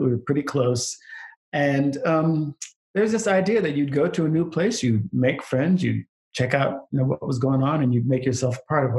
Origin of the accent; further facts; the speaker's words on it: Anchorage, Alaska, United States; also born or lived in Queens, New York; So my dad was in the Air Force. So I grew up in Anchorage, Alaska and Queens, New York, which geographically are about as far apart as possible.